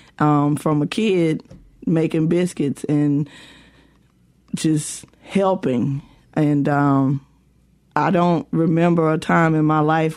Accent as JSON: {"language": "English", "town": "West Point", "region": "Mississippi", "country": "United States", "tie": "born or raised there", "said": "growing up in West Point during the summers"}